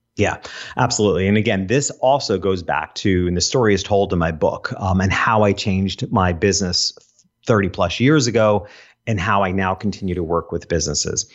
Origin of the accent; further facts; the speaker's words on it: Hopewell Junction, New York, United States; I grew up in a town called Hopewell Junction